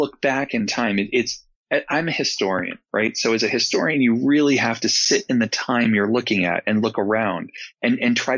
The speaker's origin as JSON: {"language": "English", "region": "New England", "country": "United States", "tie": "born or raised there", "said": "growing up in New England"}